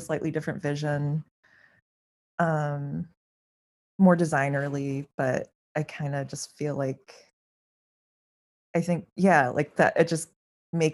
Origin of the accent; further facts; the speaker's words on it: Champaign, Illinois, United States; I enrolled in the art school at my my hometown college, which is University of Illinois in Champaign-Urbana.